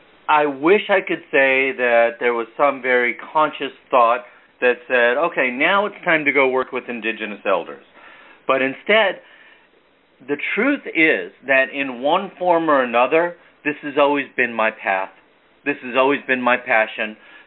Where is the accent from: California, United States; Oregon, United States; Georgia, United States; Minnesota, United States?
California, United States; also born or lived in East Coast, United States; I grew up on the West Coast. I was born back east, but I grew up out here in California.